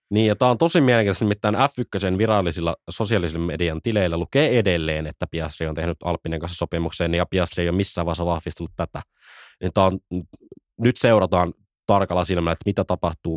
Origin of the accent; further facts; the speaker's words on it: Jyväskylä, Central Finland, Finland; Jyväskylässä, Meitsin kotikulmilla.